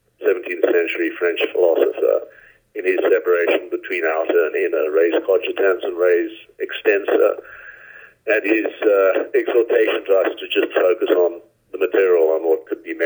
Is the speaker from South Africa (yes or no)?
yes; Port Elizabeth, Eastern Cape, South Africa; now in Hawaii, United States; I grew up in Port Elizabeth, a mm-hmm. Medium-sized coastal town in the southeast corner of South Africa